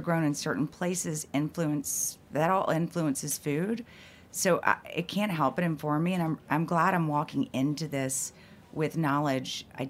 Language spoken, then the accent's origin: English; Mississippi, United States; moved away; back when I grew up in Mississippi, I remember like we couldn't get Guess jeans. I'm, again, dating myself, the 80s.